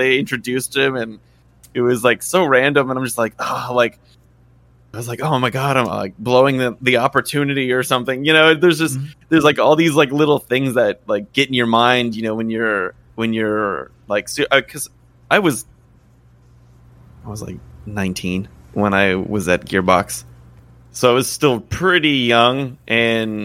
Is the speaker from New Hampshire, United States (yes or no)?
no; Tennessee, United States; moved away as an adult; also born or lived in Wisconsin / Sweden; we're from Tennessee